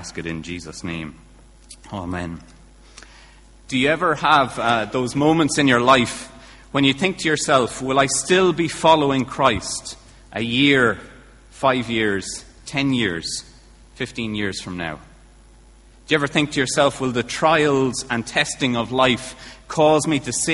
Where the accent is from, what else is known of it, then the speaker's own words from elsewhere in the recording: Kilkenny, Leinster, Ireland; now in Bangor, United Kingdom; my accent's not from Bangor, unless Bangorians have had a true change in their accent. I'm from Kilkenny originally